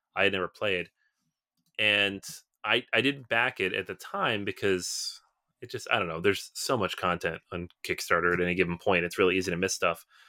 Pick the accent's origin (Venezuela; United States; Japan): United States; Seattle, Washington; moved away as an adult; I'm from the Pacific Northwest, I'm from Seattle, it's where I was born, I spent most of my time there until I was about twenty-three, twenty-four